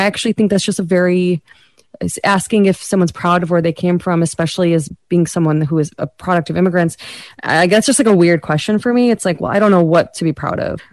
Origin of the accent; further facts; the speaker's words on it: United States; South Asian American